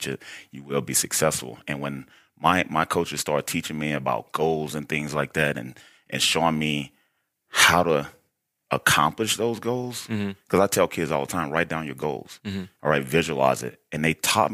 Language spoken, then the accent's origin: English; Baton Rouge, Louisiana, United States; moved away as an adult; also born or lived in Wyoming / Idaho; I'm from, born and raised, Baton Rouge, Louisiana.